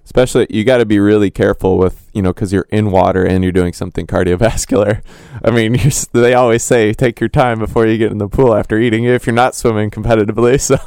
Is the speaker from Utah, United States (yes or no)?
no; Illinois, United States; moved away; I'm from Illinois